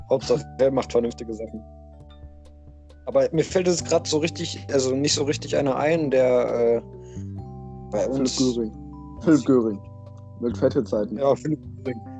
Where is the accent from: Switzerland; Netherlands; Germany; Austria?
Netherlands; German is a second language; Ja, stimmt, ich bin Holländer.